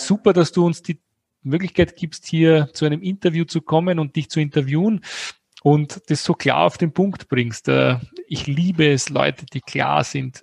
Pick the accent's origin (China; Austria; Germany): Austria; bei uns in Österreich